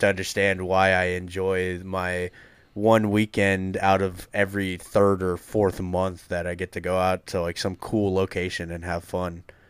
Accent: Massachusetts, United States; moved away; born and raised in Massachusetts

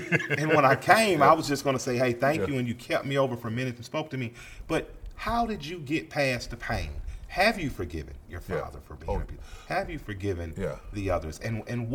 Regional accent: Atlanta, Georgia, United States; Atlanta was very special to me. I grew up in a neighborhood called the Collier Heights

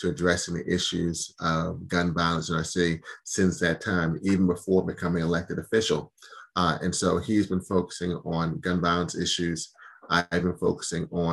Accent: Bucks County, Pennsylvania, United States; also born or lived in Philadelphia; I grew up in Bucks County

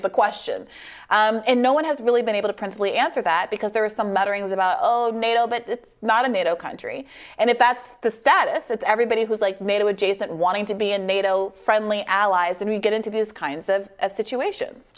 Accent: New York, United States; I'm from New York.

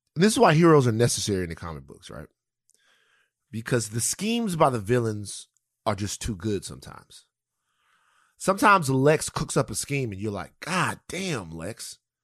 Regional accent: Louisiana, United States; I grew up in Louisiana

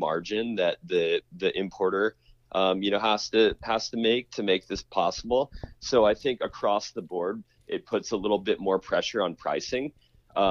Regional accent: New York City, New York, United States; also born or lived in San Juan del Sur, Nicaragua; I'm actually from New York City, so and I'm in New York City right now

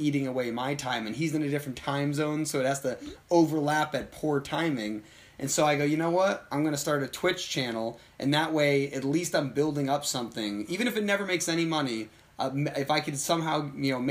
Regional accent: United States; I'm from America

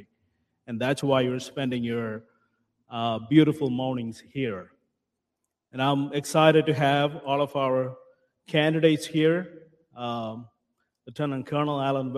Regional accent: India; moved away as an adult; now in Collin County, Texas, United States; I moved from India to here for freedom

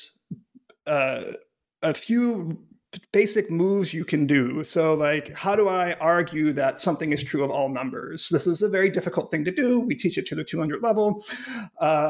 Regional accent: Cleveland, Ohio, United States; moved away as an adult; also born or lived in Pittsburgh, Pennsylvania / Urbana-Champaign, Illinois / Chicago, Illinois; now in Grinnell, United States; I grew up in Cleveland, Ohio

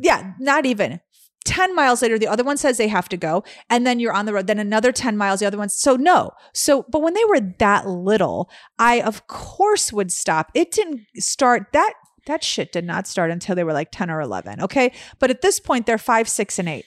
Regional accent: Chicago, Illinois, United States; moved away; growing up in Chicago

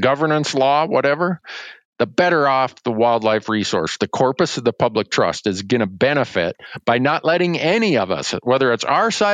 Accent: Montana, United States; my home state of Montana

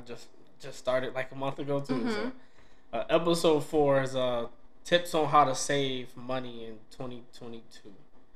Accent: DeKalb, Illinois, United States; also born or lived in Chicago, Illinois / Aurora, Illinois; I think we moved to DeKalb, I think, my fourth grade year.

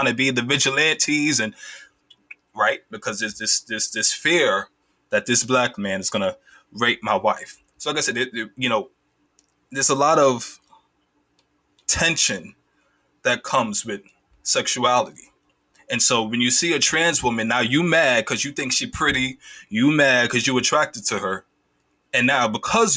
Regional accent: Jamaica; I'm Caribbean, I'm Jamaican as well

